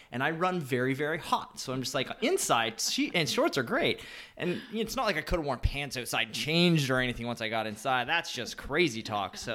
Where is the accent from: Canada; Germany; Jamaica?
Canada; southwestern Ontario; I grew up in a small town in southwestern Ontario.